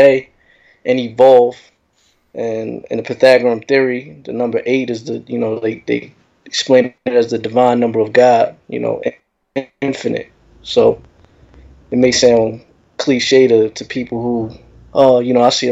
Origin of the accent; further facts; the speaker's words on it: San Diego, California, United States; moved away as an adult; also born or lived in Temecula, California / Murrieta, California; now in Queens, New York, United States; My hometown. I'm originally from San Diego, California.